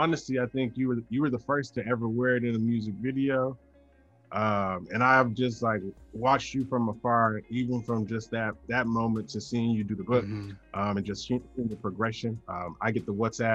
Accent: the American South, United States; being born in America, living in the South

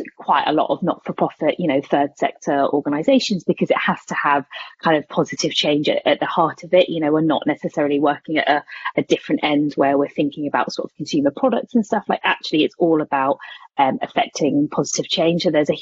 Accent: Corby, East Midlands, United Kingdom; I started life as a volunteer youth worker in my hometown, Corby

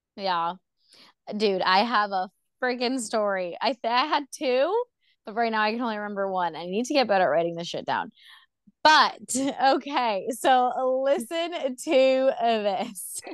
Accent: Orlando, Florida, United States; I'm from Orlando, Florida

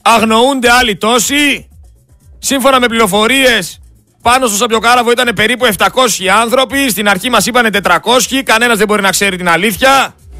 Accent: Greece; σαν Έλληνας πολίτης

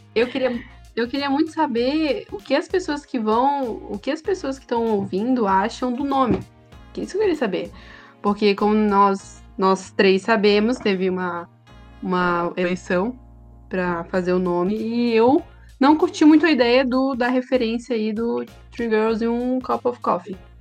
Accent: Santa Catarina, Brazil; accent: manezinho; a gente é catarinense

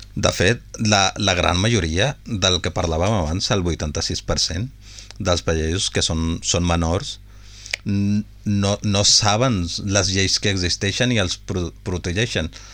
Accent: Punjab, Pakistan; moved away; jo sóc de Pakistan

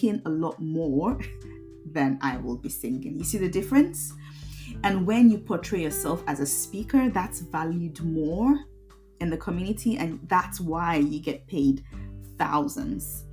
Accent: Nigeria; now in Derby, United Kingdom; I come from a little town in the UK called Derby. I'm originally from Nigeria

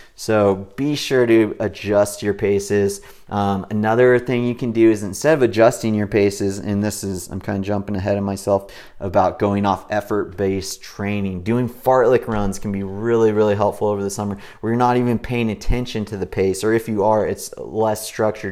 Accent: Big Bear Lake, California, United States; I grew up in Big Bear Lake in Southern California, where it's nice and cool year round.

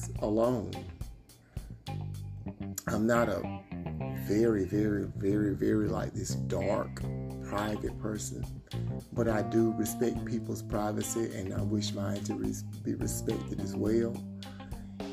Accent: Georgia, United States; I live in the South. I'm actually from Georgia.

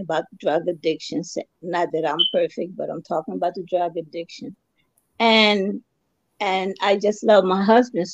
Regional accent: Dover, Delaware, United States; I was born and raised in Delaware, Kent General Hospital in Dover

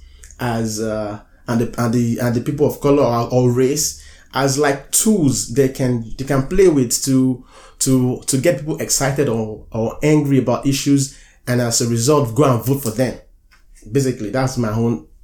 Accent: United States; I'm an American.

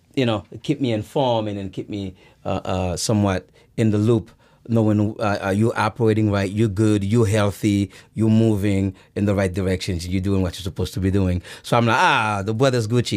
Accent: Irvington, New Jersey, United States; first language Haitian Creole; English is a second language; also born or lived in Haiti; I grew up in Irvington, went to Irvington High

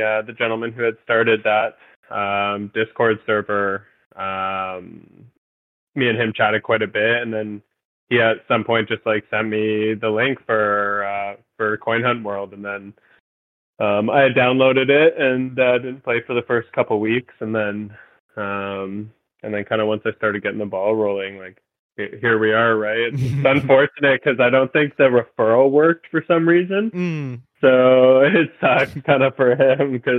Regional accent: Mississauga, Ontario, Canada; moved away as an adult; also born or lived in Alberta; now in Victoria, Canada; I was born in Mississauga, Ontario. And I lived there for roughly like the first kind of 20 years of my life

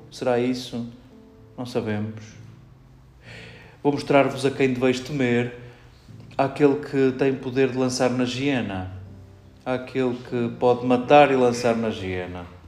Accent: Portugal; entre nós portugueses

